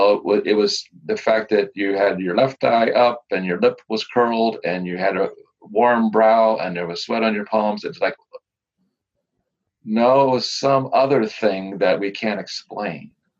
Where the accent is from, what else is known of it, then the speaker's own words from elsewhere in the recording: Louisiana, United States; I'm a scientist and I'm from Louisiana and I have a brother in Delaware.